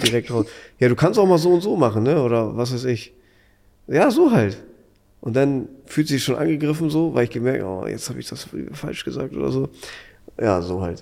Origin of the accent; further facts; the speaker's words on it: Hamburg, Germany; Ich komme aus Hamburg